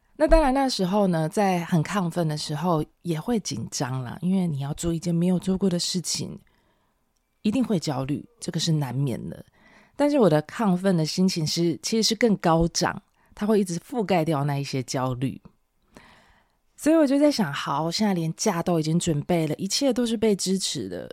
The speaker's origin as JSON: {"language": "Chinese", "country": "Taiwan", "said": "我是台湾人"}